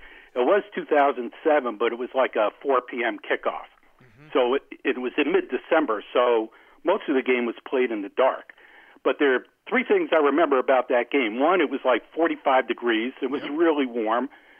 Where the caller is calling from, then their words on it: Chicago, Illinois, United States; It's … in Chicago.